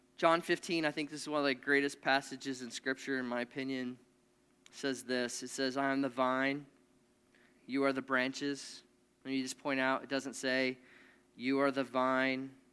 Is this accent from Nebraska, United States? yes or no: yes; Nebraska, United States; I grew up in Nebraska.